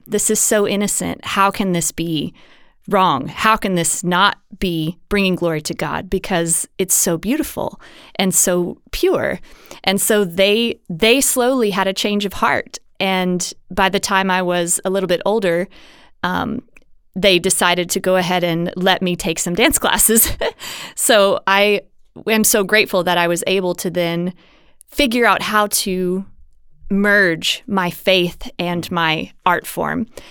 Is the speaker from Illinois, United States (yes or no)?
no; Mississippi, United States; now in Houston, United States; where I grew up in Mississippi in the States